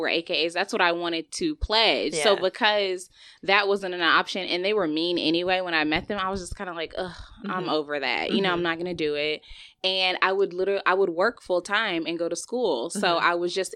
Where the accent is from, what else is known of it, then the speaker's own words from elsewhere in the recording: Texas, United States; I'm from Texas, so I went to UT Arlington